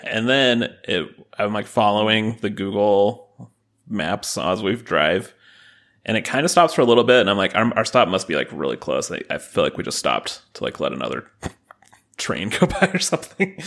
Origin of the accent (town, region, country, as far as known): Utah, United States